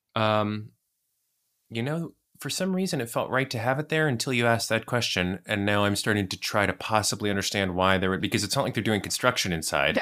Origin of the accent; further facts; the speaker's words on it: United States; I'm American